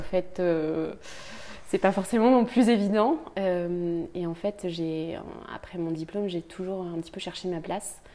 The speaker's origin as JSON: {"language": "French", "region": "Brittany", "country": "France", "said": "je viens de Bretagne"}